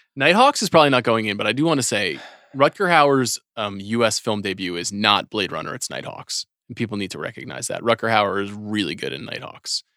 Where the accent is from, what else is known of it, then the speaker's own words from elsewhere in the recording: New York, United States; Growing up in New York